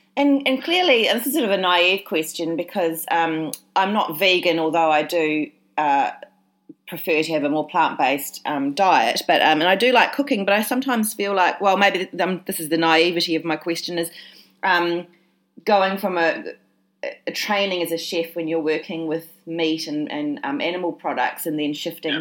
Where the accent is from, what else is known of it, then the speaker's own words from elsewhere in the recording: Christchurch, Canterbury, New Zealand; moved away; when I went back to my hometown, Christchurch in New Zealand